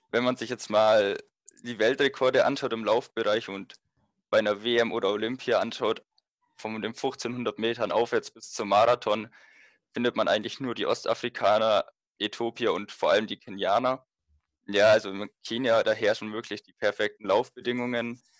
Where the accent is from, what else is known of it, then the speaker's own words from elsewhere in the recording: Bavaria, Germany; Ja, ich komme ja aus der Nähe von München und 2022 sind ja die Europameisterschaften in München.